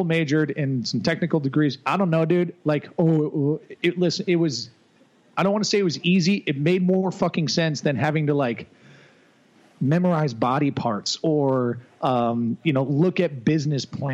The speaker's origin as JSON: {"language": "English", "town": "Naperville", "region": "Illinois", "country": "United States", "moved": "as an adult", "said": "I'm from Chicagoland area, a city called Naperville"}